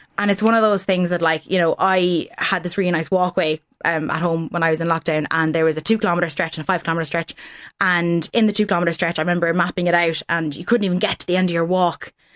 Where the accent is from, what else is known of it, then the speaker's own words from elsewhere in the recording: Ireland; as Irish people